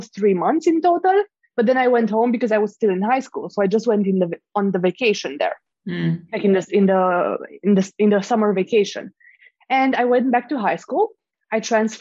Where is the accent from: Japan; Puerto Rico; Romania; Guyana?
Romania; moved away; I'm originally from Romania.